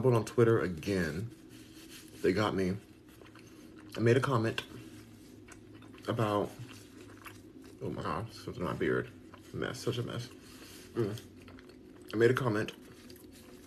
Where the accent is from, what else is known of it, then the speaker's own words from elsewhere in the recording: Los Angeles, California, United States; moved away as an adult; now in Texas, United States; I'm a Californian, because I'm born and raised in California